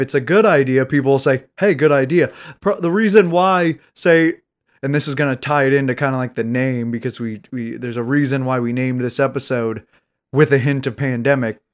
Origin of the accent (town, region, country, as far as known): United States